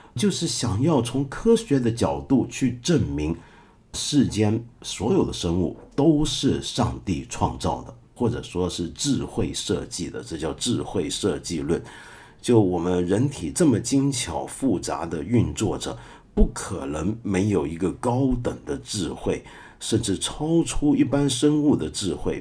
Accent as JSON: {"language": "Chinese", "country": "China", "said": "我们中国人"}